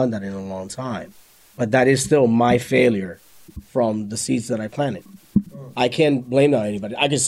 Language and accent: English; New York, United States; because before, like, I was from New York, and it was like a thing to like yell